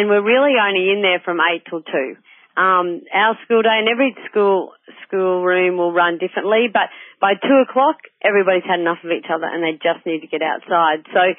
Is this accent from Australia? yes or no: yes; Darling Downs, Queensland, Australia; moved away as an adult; also born or lived in Goondiwindi, Queensland / Sunshine Coast, Queensland; I'm from the Darling Downs originally, and so that was like farming country.